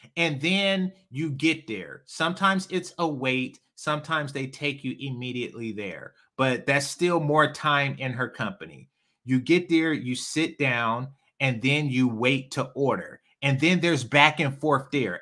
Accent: Oakland, California, United States; I'm from East Oakland.

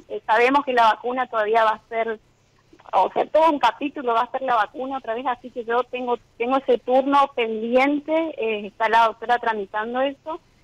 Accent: Corrientes, Argentina; moved away as an adult; now in Chaco, Argentina; Soy de Corrientes

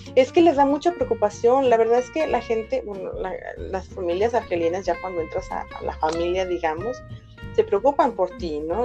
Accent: Guadalajara, Jalisco, Mexico; yo soy de Guadalajara, en México

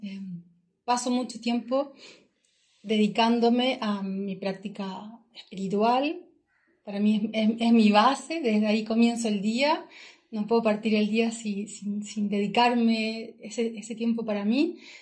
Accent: Chillán, Ñuble, Chile; moved away as an adult; soy oriunda de Chillán, del sur de Chile

